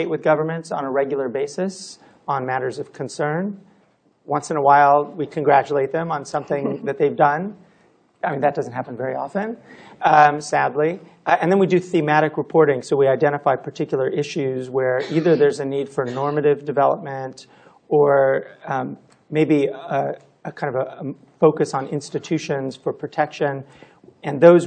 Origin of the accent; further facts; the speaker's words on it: California, United States; I'm from California, so we don't have weather